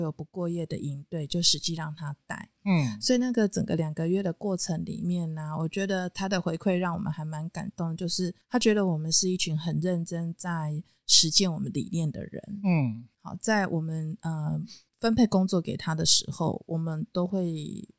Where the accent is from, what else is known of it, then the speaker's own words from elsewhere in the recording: central Taiwan, Taiwan; 因为我们中部人的生活其实确实是比较安逸一点的。